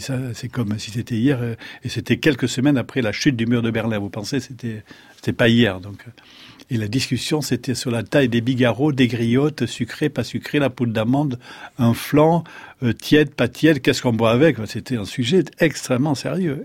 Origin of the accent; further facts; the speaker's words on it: Landes, Nouvelle-Aquitaine, France; also born or lived in Béarn; Je suis landais